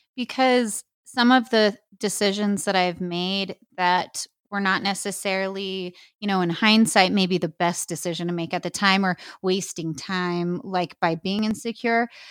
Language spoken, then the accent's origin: English; New Mexico, United States; I'm from New Mexico. I've been here my whole life, never lived anywhere else.